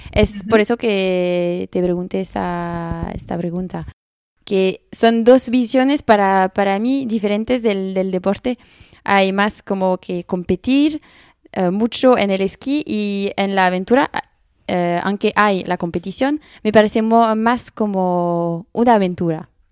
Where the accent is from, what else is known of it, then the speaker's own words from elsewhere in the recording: France; accent: French; Spanish is a second language; mi acento español, es muy francés